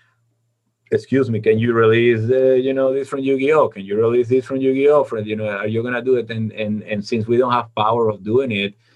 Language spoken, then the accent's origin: English; Venezuela; moved away as an adult; When I was in the university back in my hometown in Venezuela